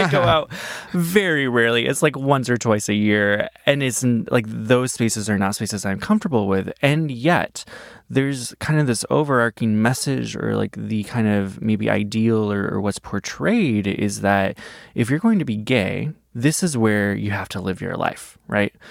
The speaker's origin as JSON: {"language": "English", "region": "Iowa", "country": "United States", "tie": "born or raised there", "said": "I grew up in Iowa"}